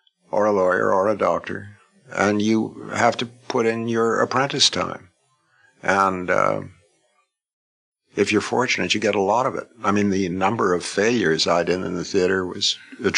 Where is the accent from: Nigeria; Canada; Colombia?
Canada; I'm a Canadian.